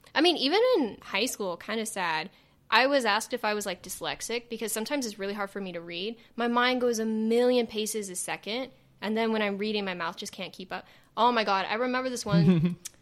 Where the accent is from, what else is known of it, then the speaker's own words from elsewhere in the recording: the Valley, California, United States; accent: Valley; I do have a Valley accent